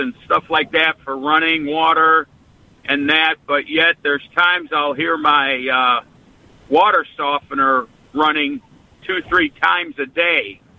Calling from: Milledgeville, Illinois, United States; I'm in Milledgeville, Illinois.

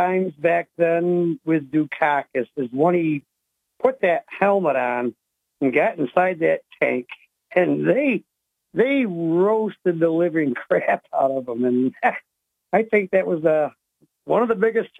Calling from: Owego, New York, United States; from Owego.

